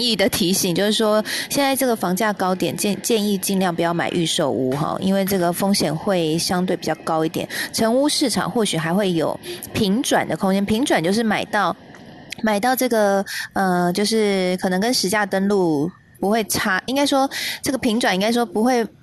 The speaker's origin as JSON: {"language": "Chinese", "region": "Kaohsiung", "country": "Taiwan", "tie": "born or raised there", "moved": "yes", "said": "我是高雄男子的音啊"}